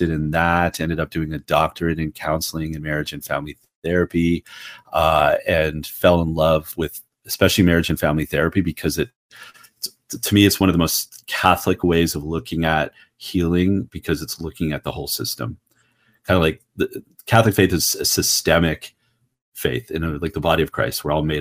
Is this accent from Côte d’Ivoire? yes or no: no; Ottawa, Ontario, Canada; moved away as an adult; now in United States; I'm originally from Ottawa, Canada